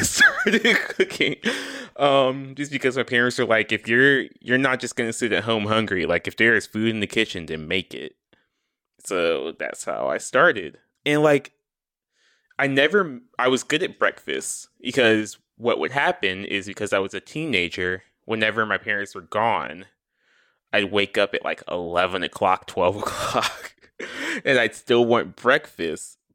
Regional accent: the South, United States; I am from the South

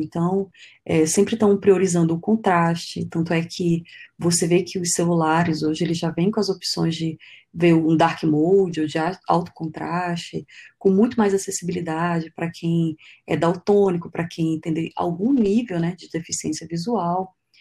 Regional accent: Pitinga, Amazonas, Brazil; also born or lived in Manaus; a gente foi morar numa, numa cidade chamada Vila de Pitinga, que fica dentro da reserva dos índios Waimiri Atroari. Então é uma cidade de extração de minério e tal. Então, morei lá por 10 anos, foi uma infância muito feliz, infância e adolescência

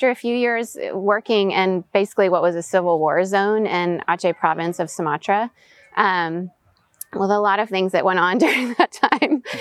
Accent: Venezuela; also born or lived in United States / Southeast Asia; So, third culture kid, meaning I was born in the States, US passport, but raised in Venezuela. Um, my parents did expat work there. So, I grew up in international schools.

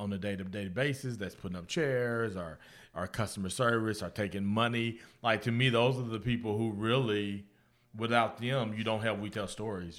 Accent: Guthrie, Oklahoma, United States; moved away as an adult; also born or lived in Florida; I grew up in Guthrie

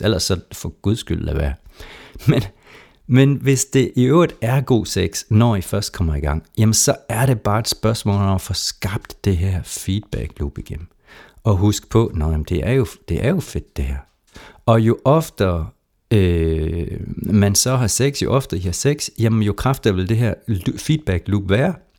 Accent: Jutland, Denmark; man kan høre, jeg kommer fra Jylland en gang imellem

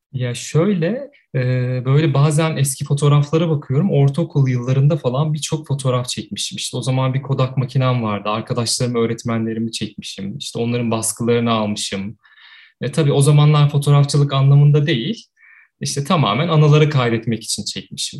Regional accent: Ankara, Turkey; 85 ee, yılında Ankara'da doğdum, Ankara'da büyüdüm.

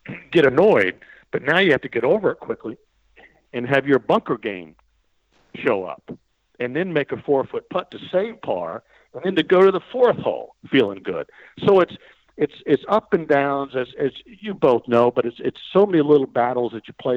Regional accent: United States; being the American kid

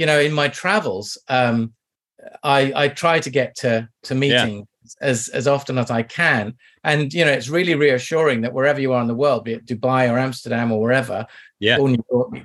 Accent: Kew, London, United Kingdom; also born or lived in Kingston, London; I grew up in Kew, where everybody knows Kew Gardens

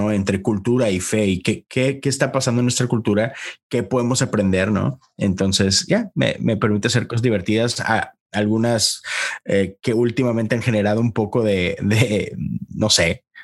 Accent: Monterrey, Nuevo León, Mexico; moved away as an adult; now in United States; soy soy un pastor metodista en los Estados Unidos. Soy originario de Monterrey. Este, allá, allá nací, allá crecí casi toda mi vida. En Estados Unidos tengo 10 años.

